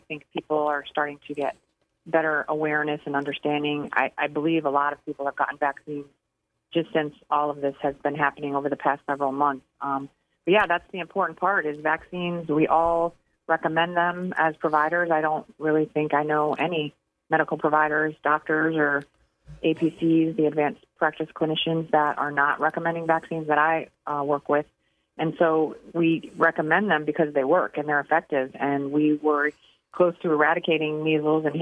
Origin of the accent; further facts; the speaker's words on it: Fort Lauderdale, Florida, United States; also born or lived in Michigan; I grew up in Fort Lauderdale and then went to Michigan State.